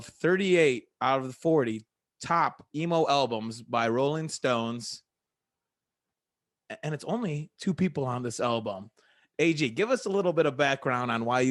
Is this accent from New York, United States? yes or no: no; Cleveland, Ohio, United States